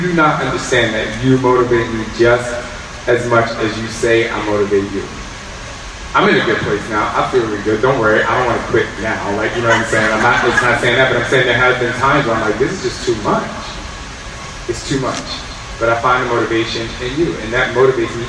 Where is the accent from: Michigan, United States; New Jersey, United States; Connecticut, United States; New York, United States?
New Jersey, United States; I'm from Jersey